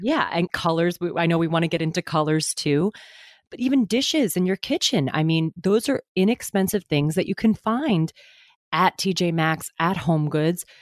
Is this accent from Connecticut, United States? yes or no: yes; Westport, Connecticut, United States; moved away as an adult; also born or lived in New York City; now in New York, United States; My family is from my hometown in Westport